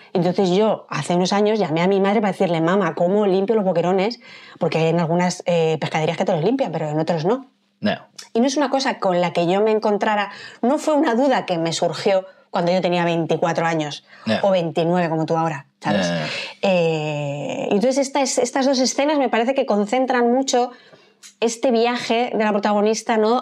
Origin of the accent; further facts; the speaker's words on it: Madrid, Community of Madrid, Spain; Yo es que soy madrileña